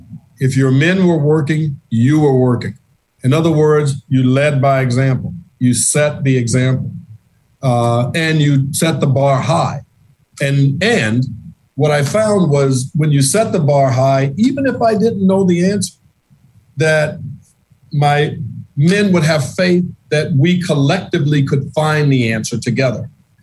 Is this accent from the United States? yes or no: yes; the South, United States; In my book, I much prefer face-to-face meetings, being the Southerner that I am.